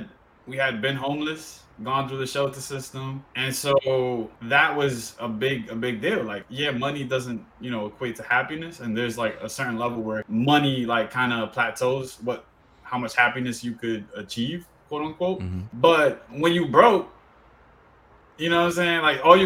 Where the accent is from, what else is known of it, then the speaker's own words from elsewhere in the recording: Dominican Republic; born there; Because be it that I was born in the Dominican Republic, we have a lot of close family members who still live there